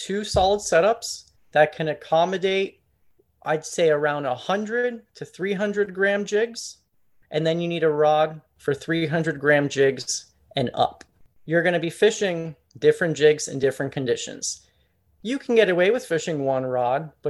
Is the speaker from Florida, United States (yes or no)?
yes; Pompano Beach, Florida, United States; So I'm from Southeast Florida. I'm from Pompano Beach, which is just above Fort Lauderdale